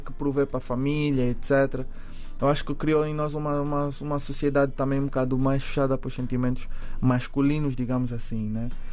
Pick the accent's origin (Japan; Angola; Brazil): Angola; ter crescido, nascido e crescido em Angola.